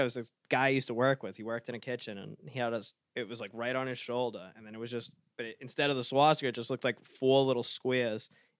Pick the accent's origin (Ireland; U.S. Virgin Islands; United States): Ireland; I'm fucking Irish, dude.